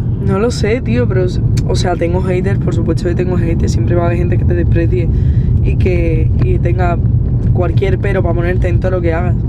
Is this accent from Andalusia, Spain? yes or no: yes; Seville, Andalusia, Spain; also born or lived in Sitges, Spain; mi Sevilla y de mi gente, mis amigos